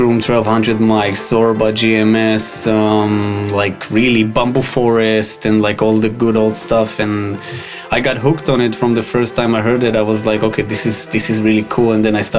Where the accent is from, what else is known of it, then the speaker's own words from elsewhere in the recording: Israel; I'm from Israel, and I'm 26 years old